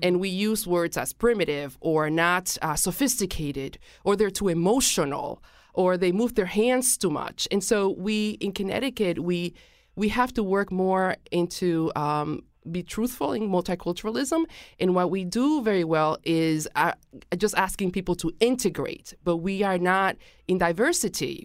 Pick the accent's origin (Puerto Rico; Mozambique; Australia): Puerto Rico; now in Hartford, United States; I am originally from Puerto Rico